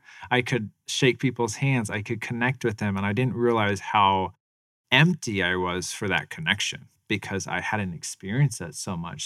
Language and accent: English; Tempe, Arizona, United States; also born or lived in Phoenix, Arizona; I lived kind of in South Phoenix for a little bit, and then I moved over here, um, about a mile from Mac Six